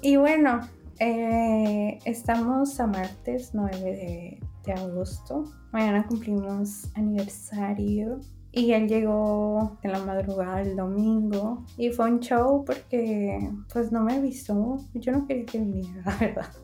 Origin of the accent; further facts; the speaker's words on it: northern Mexico, Mexico; accent: norteño; hablo como mexicana.